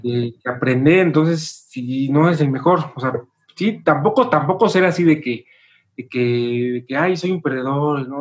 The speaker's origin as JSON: {"language": "Spanish", "country": "Mexico", "said": "somos mexicanos, todos somos compositores"}